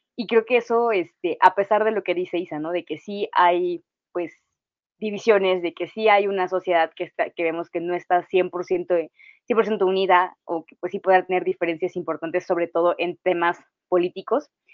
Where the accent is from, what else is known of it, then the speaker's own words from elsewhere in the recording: Mexico; vamos a seguir siendo mexicanos toda la vida